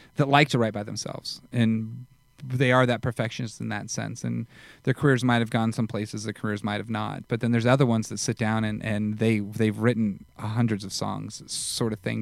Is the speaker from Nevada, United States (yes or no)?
yes; Las Vegas, Nevada, United States; moved away; I was from Vegas